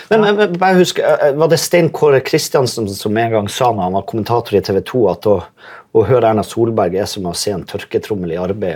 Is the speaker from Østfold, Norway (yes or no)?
no; Vesterålen, Nordland, Norway; jeg er jo fra Vesterålen